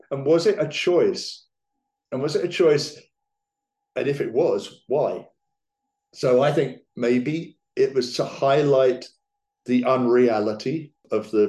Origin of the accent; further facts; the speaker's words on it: England, United Kingdom; bear in mind, I'm English, so I don't know what I'm talking about with American history, but or geography even.